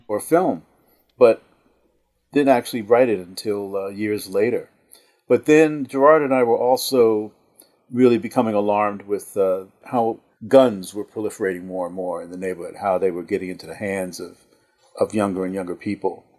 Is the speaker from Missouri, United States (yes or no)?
no; Newark, New Jersey, United States; my growing up in Newark, New Jersey, uh, in the housing project in the fifties and the sixties.